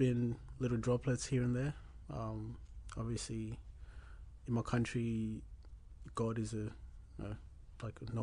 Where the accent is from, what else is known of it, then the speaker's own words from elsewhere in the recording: Australia; also born or lived in Zimbabwe; Came to Australia about 2007, around July